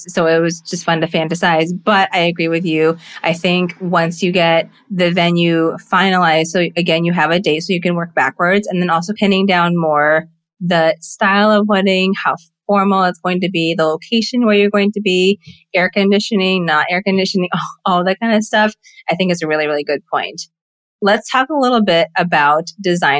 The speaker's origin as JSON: {"language": "English", "town": "Farmington Hills", "region": "Michigan", "country": "United States", "tie": "born or raised there", "also_born_or_lived": "Philippines / Livonia, Michigan", "said": "I'm from the Philippines. When we first moved to the States, I grew up in Michigan. So in Farmington Hills, and /Livonia"}